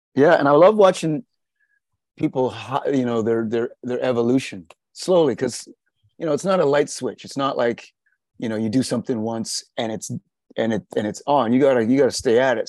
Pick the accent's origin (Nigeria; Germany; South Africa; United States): South Africa; moved away; I was born in South Africa